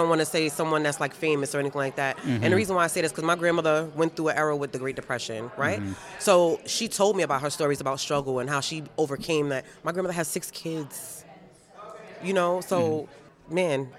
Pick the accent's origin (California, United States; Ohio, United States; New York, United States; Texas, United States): New York, United States; Queens; Okay. Well, I'm from Queens, so.